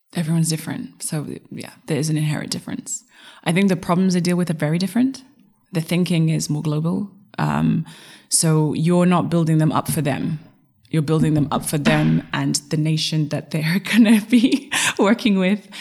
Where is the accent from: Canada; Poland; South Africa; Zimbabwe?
Zimbabwe; also born or lived in United States / Europe; now in England; my father is Dominican, my mother is Zulu, and then I grew up in Zimbabwe